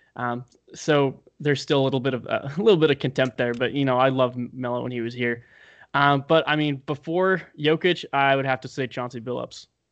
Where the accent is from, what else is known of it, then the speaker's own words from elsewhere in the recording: Denver, Colorado, United States; I grew up in Denver